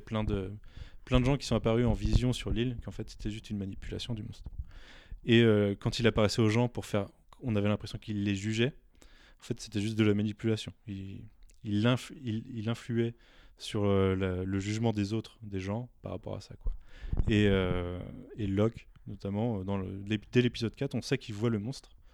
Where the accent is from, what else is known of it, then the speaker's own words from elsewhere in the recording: France; on est français